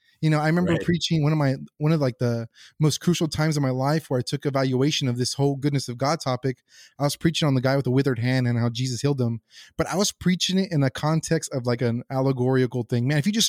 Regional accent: San Antonio, Texas, United States; You know, I grew up a Catholic in San Antonio, Texas, with a great Catholic family who are still devout Catholics.

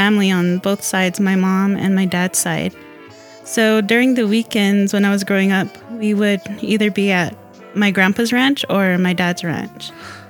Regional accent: Tewa Village, Arizona, United States; I'm Corn Clan from Tewa Village.

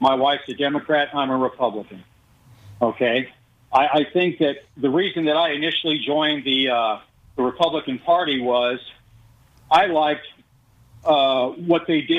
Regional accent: Hawaii, United States; also born or lived in Las Vegas, United States; I grew up in Hawaii and Las Vegas.

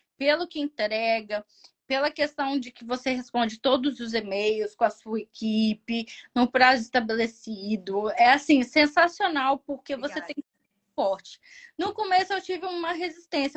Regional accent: Brazil; sou brasileira

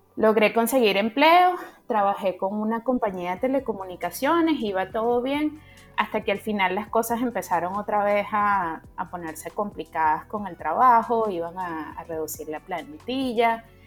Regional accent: Caracas, Capital District, Venezuela; moved away as an adult; now in Canada; yo soy venezolana, caraqueña

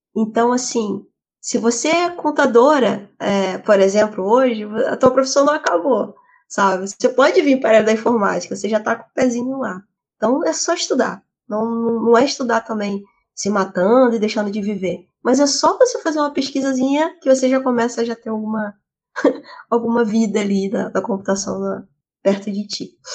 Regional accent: Rio de Janeiro, Brazil; moved away as an adult; also born or lived in São Paulo; now in Portugal; Eu sou do Rio

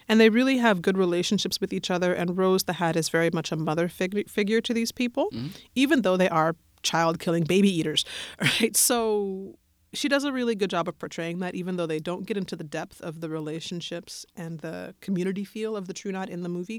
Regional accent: Colorado, United States; I'm from Colorado

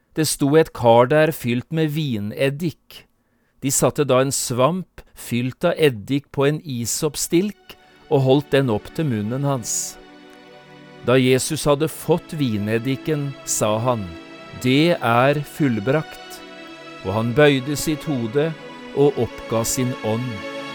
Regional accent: Notodden, Telemark, Norway; moved away as an adult; also born or lived in Oslo; hjemme på Notodden, på besøk hos min mor

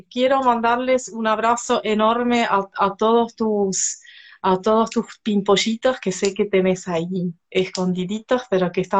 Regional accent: La Rioja, Argentina; necesito ir a La Rioja, es mi tierra

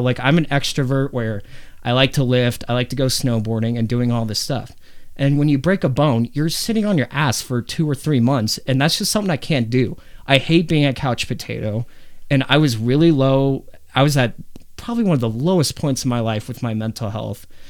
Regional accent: Arvada, Colorado, United States; You and me, we grew up in Arvada, which is a very white bread town

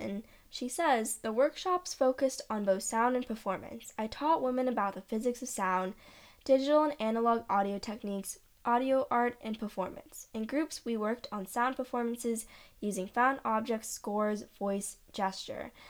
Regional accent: Los Angeles, California, United States; moved away; I come from Los Angeles, which is incredibly diverse city, and all the music scenes I've been a part of in L A have always been diverse

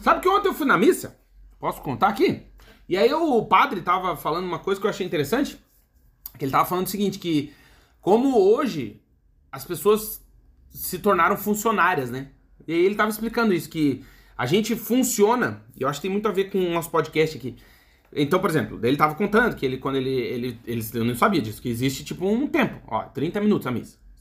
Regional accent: Brazil; moved away; Eu tô falando aqui como brasileiro

